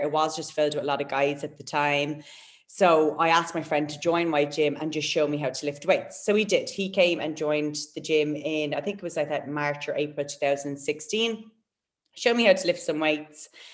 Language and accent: English; Waterford, Munster, Ireland; moved away as an adult; also born or lived in Gold Coast, Australia; now in Perth, Australia; from Waterford, from my hometown